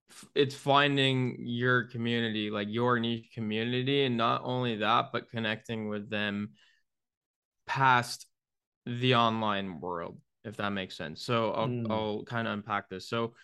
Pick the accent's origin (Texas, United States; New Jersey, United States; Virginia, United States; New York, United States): New York, United States; now in Tampa, United States; moving out of my childhood home in my hometown in upstate New York down to Tampa, Florida